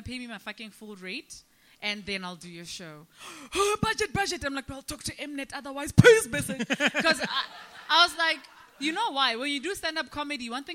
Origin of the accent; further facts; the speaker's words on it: Free State, South Africa; now in Johannesburg, South Africa; I grew up in the Free State